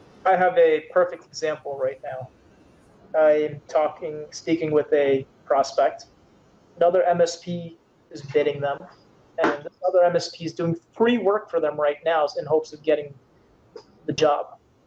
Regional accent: Canada; Yes, I am Canadian, eh? Yes, I am.

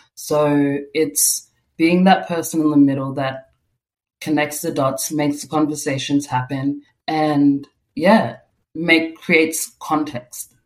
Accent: Melbourne, Victoria, Australia; I was born in Australia in on Bunurong country in Melbourne, and my parents came from South Sudan, so I'm first generation um, Australian here.

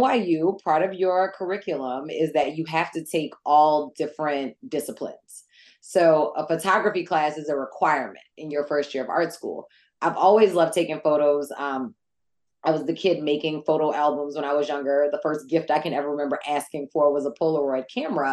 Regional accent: New Orleans, Louisiana, United States; also born or lived in New York; I'm from New Orleans, born and bred.

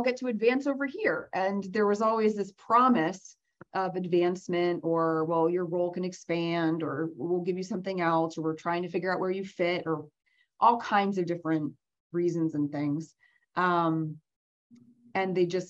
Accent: Vermont, United States; moved away as an adult; moved back to Vermont where I originally was born and raised

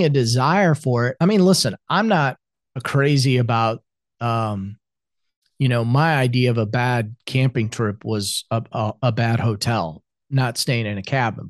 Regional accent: Iowa, United States; moved away as an adult; also born or lived in South Carolina; now in Atlanta, United States; I grew up in Iowa, I was back home

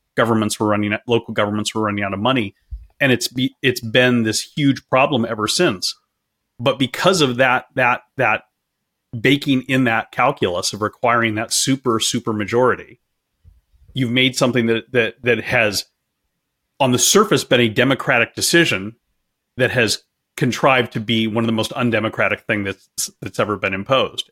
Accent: California, United States; I'm, I'm from California and I'm, I'm broadcasting from California right now

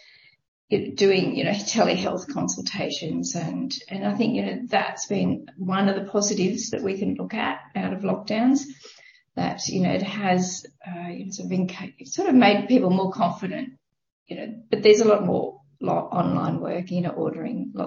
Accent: Canberra, Australian Capital Territory, Australia; moved away as an adult; I was born in Canberra.

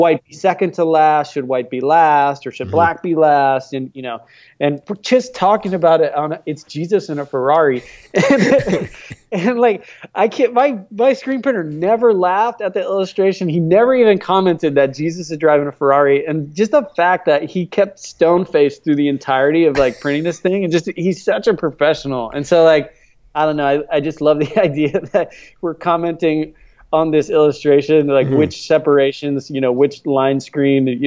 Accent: Florida, United States; now in California, United States; I live in California, but I grew up in Florida

